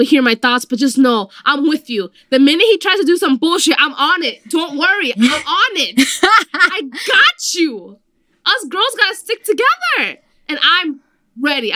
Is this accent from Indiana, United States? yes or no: no; Hempstead, New York, United States; also born or lived in Bronx, New York; I was raised in Hempstead, Long Island.